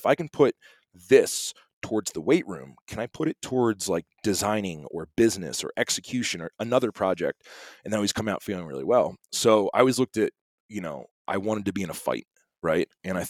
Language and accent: English; East Coast, United States; now in Montana, United States; I'm from the East Coast.